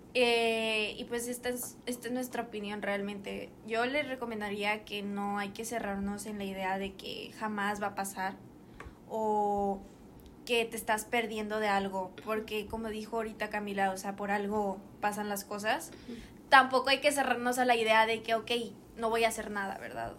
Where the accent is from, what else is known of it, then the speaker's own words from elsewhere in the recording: San Nicolás de los Garza, Nuevo León, Mexico; nosotras somos de San Nicolás.